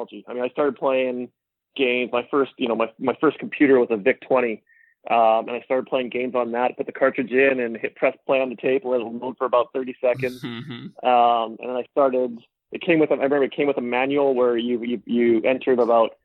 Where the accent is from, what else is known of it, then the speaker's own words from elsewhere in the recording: Vancouver, British Columbia, Canada; also born or lived in New Zealand; Born and raised in Vancouver